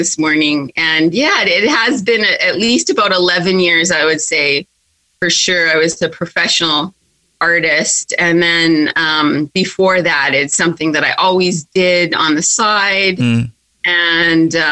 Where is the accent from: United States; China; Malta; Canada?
Canada; Yukon; growing up in the Yukon